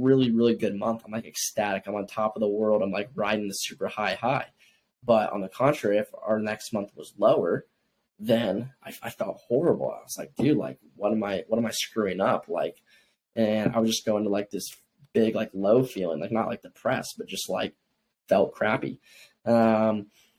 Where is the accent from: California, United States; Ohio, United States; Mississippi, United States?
Ohio, United States; born or raised there; now in Miami, United States